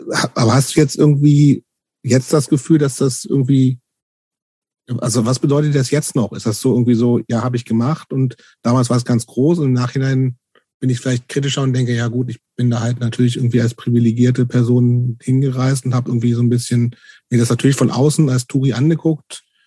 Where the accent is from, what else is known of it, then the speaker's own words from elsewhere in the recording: near Hanover, Lower Saxony, Germany; Ich bin ja in der Nähe von Hannover groß geworden